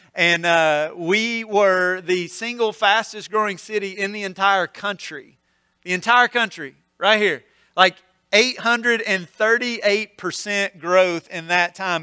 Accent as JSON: {"language": "English", "region": "North Mississippi", "country": "United States", "tie": "born or raised there", "lives_now": "Olive Branch, United States", "said": "I grew up in North Mississippi, so this is home"}